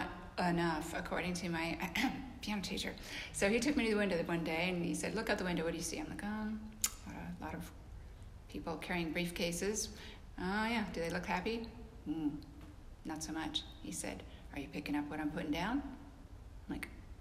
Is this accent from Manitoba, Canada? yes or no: no; British Columbia, Canada; moved away as an adult; now in Nashville, United States; I'm from Canada, like the foothills of the Rocky Mountains of British Columbia.